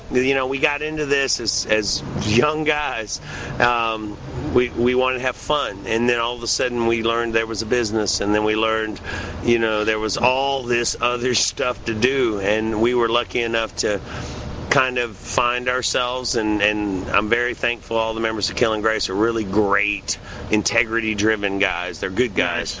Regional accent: Clarksville, Tennessee, United States; I was in my hometown of Clarksville, Tennessee, by Fort Campbell Army Base.

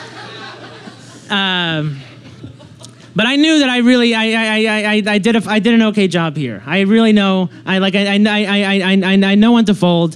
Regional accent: Long Island, New York, United States; I grew up in Long Island

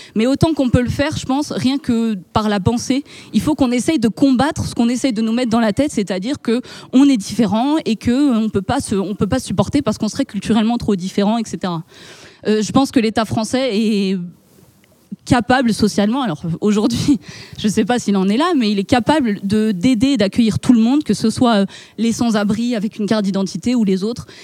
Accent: France; en tant que Français, de par notre histoire

